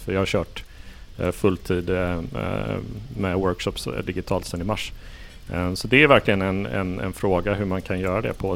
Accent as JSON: {"language": "Swedish", "town": "Gothenburg", "region": "Västra Götaland", "country": "Sweden", "tie": "born or raised there", "said": "Jag har kommit från, från Göteborg, det vill säga min hemort"}